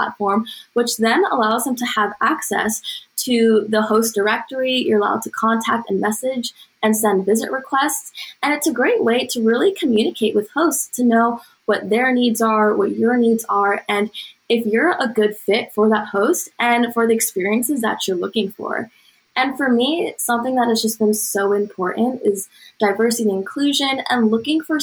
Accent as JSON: {"language": "English", "region": "New Jersey", "country": "United States", "said": "my home state of New Jersey"}